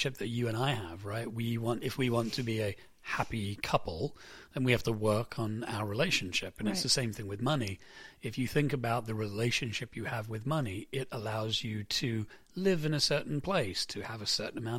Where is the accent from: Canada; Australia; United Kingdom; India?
United Kingdom; England; moved away; we grew up in England